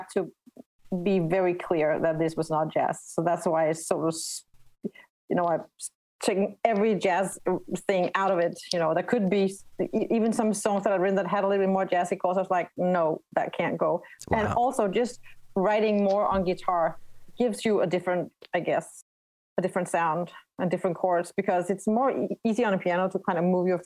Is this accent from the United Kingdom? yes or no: no; Denmark; first language Danish; English is a second language; started writing in my native tongue, Danish